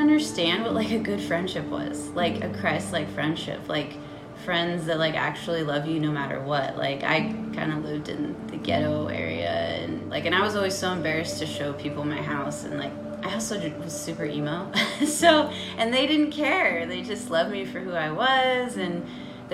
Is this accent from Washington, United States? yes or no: yes; Cashmere, Washington, United States; I grew up in Kashmir, Washington, beautiful small town